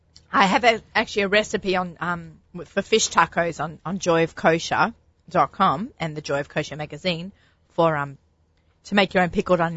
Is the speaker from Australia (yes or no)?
yes; Australia; being an Aussie